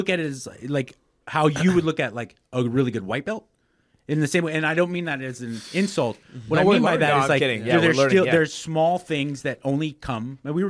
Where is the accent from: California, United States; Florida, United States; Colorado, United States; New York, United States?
California, United States; Los Angeles; moved away as an adult; now in Texas, United States; Born and raised in Los Angeles, California.